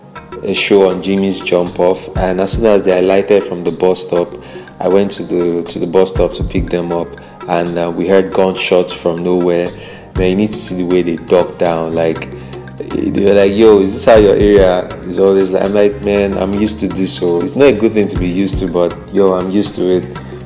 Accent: Lagos, Nigeria; I grew up in Mushin, which is in the suburbs of Lagos. And Mushin is actually a cool place, except for the fact that it's quite violent.

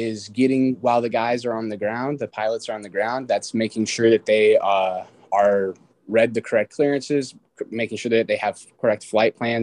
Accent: Renton, Washington, United States; also born or lived in Kirkland, Washington / Yuma, Arizona; I was born and raised in Kirkland, Washington, and then I spent pretty much everything from middle school onwards here in Renton, Washington

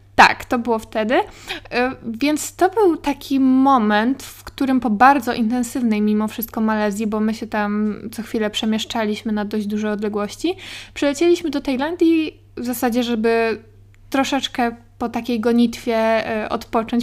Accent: Katowice, Silesian Voivodeship, Poland; ja jestem, słuchajcie, z Katowic

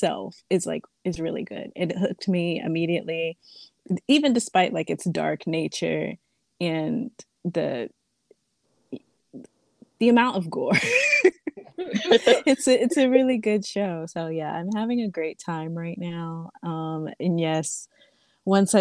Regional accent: East Coast, United States; I'm from the East Coast, closer towards the southern end

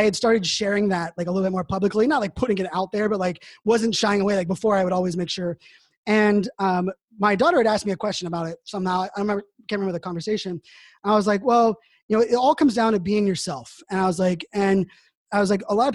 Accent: Pittsburgh, Pennsylvania, United States; moved away; I grew up in Pittsburgh, Pennsylvania

